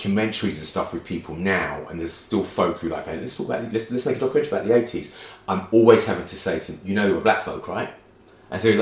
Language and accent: English; London, United Kingdom; growing up in Brixton, at the time that I did, with a racist police force